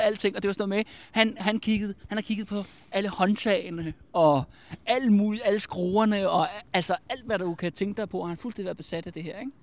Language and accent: Danish; Albertslund, Capital Region of Denmark, Denmark; jeg er fra Albertslund